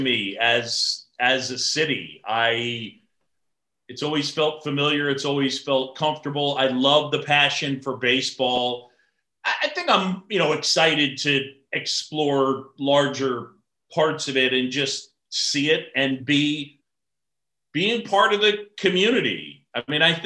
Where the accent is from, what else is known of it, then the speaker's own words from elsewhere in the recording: New York City, New York, United States; also born or lived in Philadelphia; I grew up in New York City. I'm a city kid